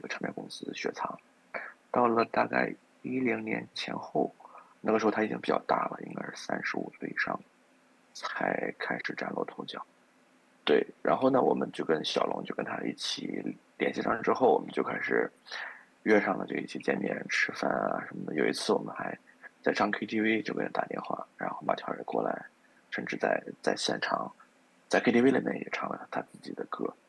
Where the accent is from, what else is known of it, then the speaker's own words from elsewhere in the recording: Shandong, China; now in Beijing, China; 我们山东人